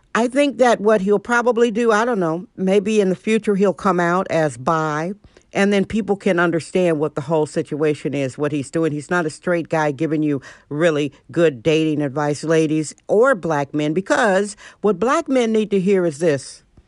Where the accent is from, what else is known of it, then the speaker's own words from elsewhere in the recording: Milwaukee, Wisconsin, United States; moved away; also born or lived in San Francisco; I'm originally from Milwaukee, Wisconsin